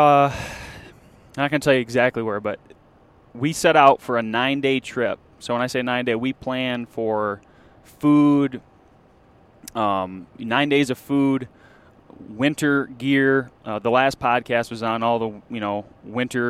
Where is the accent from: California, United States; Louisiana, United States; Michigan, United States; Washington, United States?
Michigan, United States; we're from Michigan